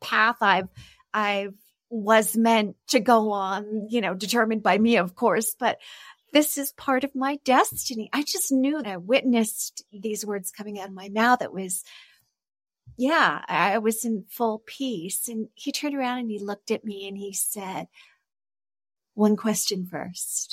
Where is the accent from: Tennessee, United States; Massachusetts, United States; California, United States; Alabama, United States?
California, United States; Los Angeles; moved away as an adult; now in Mexico; I'm originally from California